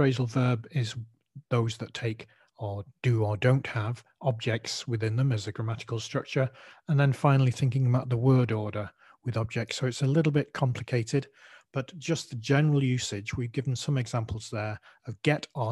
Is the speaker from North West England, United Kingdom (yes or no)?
yes; Manchester, North West England, United Kingdom; accent: Mancunian; my Mancunian accent